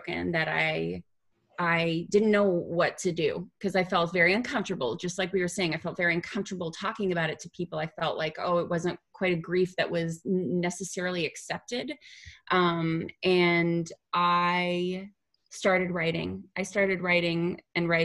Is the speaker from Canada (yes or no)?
yes; Canada; now in Los Angeles, United States; I'm originally from Canada